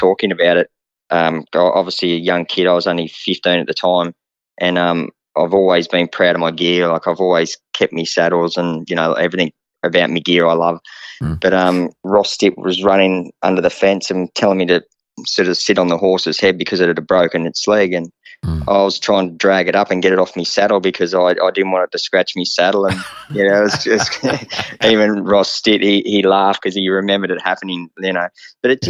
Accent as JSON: {"language": "English", "town": "Wingham", "region": "New South Wales", "country": "Australia", "tie": "born or raised there", "also_born_or_lived": "Melbourne", "moved": "yes", "said": "I went home to the Wingham Cup, support my hometown"}